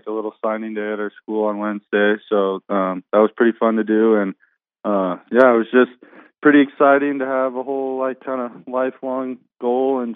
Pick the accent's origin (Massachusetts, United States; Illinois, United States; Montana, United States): Montana, United States; Bozeman; stay in my hometown where I played high school football and my parents